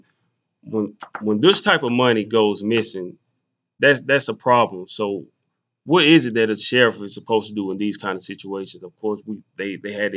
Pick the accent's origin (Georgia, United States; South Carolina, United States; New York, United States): South Carolina, United States; Jonesville; I'm from Jonesville. I said, you know, it's like right beside Union.